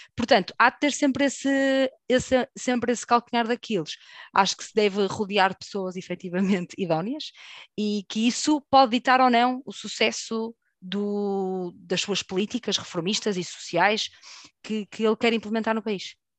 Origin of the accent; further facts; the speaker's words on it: Portugal; nós, enquanto portugueses, que temos ligação com o Brasil forte